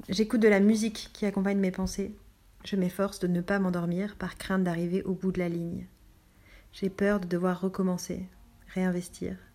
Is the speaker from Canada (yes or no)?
no; France; born there; Je suis née en France.